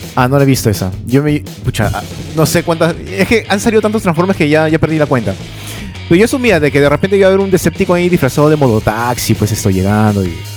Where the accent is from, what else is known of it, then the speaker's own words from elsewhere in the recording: Peru; also born or lived in Lima; Dos cosas que somos conocidos del Perú en el extranjero